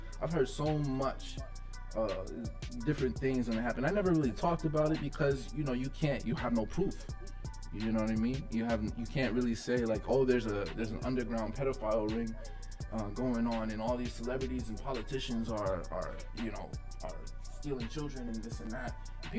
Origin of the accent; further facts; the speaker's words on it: United States; So as American people